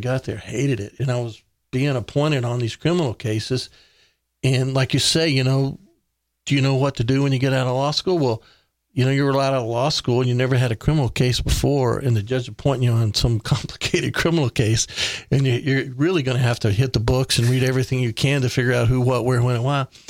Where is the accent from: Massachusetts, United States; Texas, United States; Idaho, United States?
Texas, United States; Big Spring; moved away as an adult; now in Kerrville, United States; I grew up in West Texas